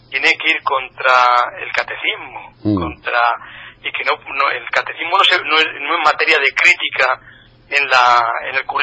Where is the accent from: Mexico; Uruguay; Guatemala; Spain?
Spain; Castilla-La Mancha; regiones como la nuestra de Castilla-Mancha